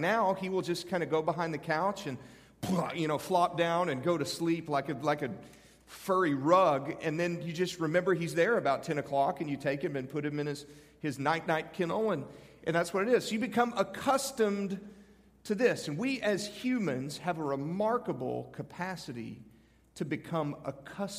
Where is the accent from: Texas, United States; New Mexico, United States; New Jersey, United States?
Texas, United States; Canyon; now in Nashville, United States; I was born in Texas. Not terribly far from here.